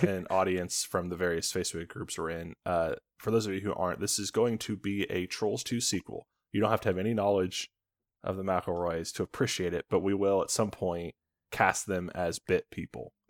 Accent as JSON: {"language": "English", "region": "Indiana", "country": "United States", "said": "Indiana where we're from"}